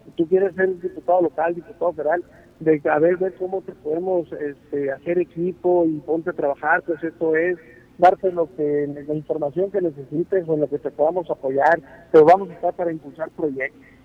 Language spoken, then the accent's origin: Spanish; Navojoa, Sonora, Mexico; now in Hermosillo, Mexico; yo soy originario de Navojoa, Sonora